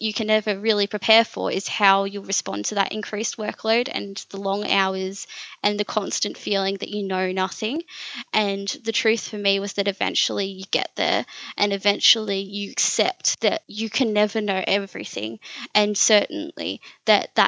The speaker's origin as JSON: {"language": "English", "town": "Warragul", "region": "Victoria", "country": "Australia", "tie": "born or raised there", "said": "that was my hometown. I've grown up here"}